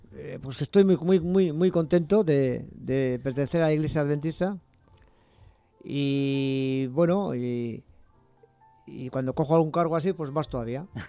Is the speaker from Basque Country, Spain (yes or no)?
yes; Bilbao, Basque Country, Spain; also born or lived in Barakaldo; nací en Bilbao, pero luego me fui a Baracaldo